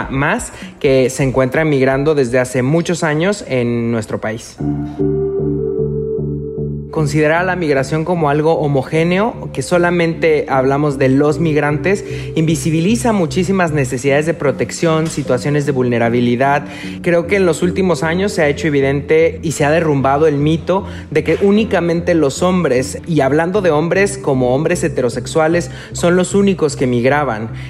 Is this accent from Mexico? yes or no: yes; Mexico